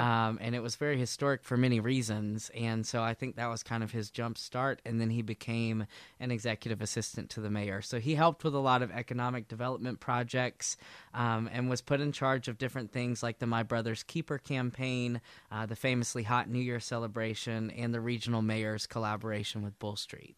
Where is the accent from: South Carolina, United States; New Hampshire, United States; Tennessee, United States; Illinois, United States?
South Carolina, United States; Aiken; also born or lived in Charleston, South Carolina; now in Columbia, United States; I grew up in Aiken